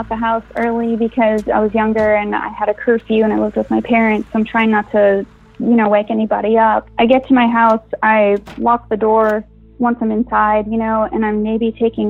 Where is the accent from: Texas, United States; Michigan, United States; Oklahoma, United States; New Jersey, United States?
Texas, United States; Brownsville; moved away as an adult; now in Austin, United States; I'm originally from Brownsville, Texas